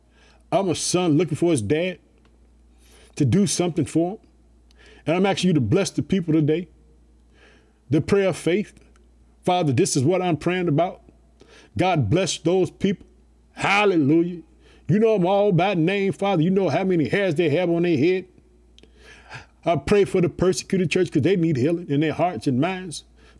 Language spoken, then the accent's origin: English; Illinois, United States; I want to thank the state of Illinois, which is my home state. I live in the city of Chicago.